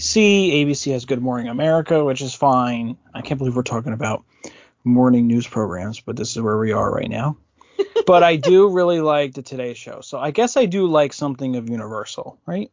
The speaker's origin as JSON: {"language": "English", "region": "New Jersey", "country": "United States", "said": "I'm from New Jersey"}